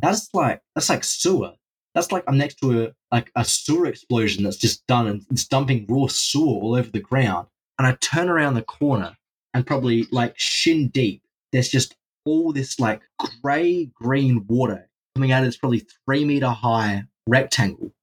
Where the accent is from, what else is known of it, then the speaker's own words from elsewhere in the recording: Australia; I'm from Australia